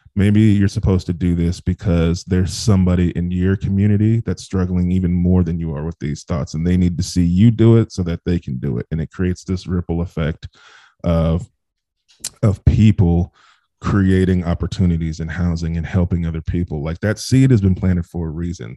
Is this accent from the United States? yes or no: yes; Bakersfield, California, United States; I grew up in Bakersfield, California